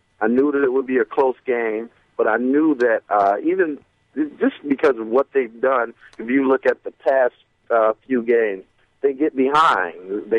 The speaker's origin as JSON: {"language": "English", "town": "Detroit", "region": "Michigan", "country": "United States", "said": "from the D."}